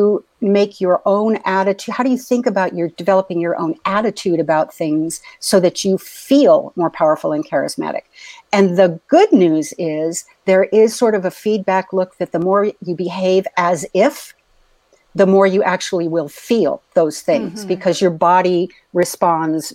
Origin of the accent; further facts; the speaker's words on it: San Diego, California, United States; I was a little girl growing up in East County, San Diego